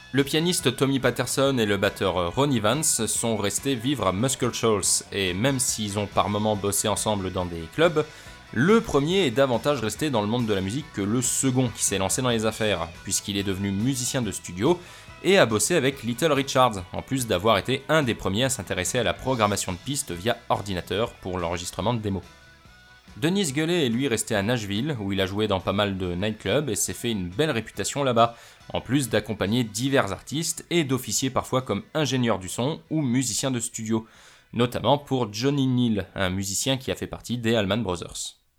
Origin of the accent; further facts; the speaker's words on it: France; chez nous en France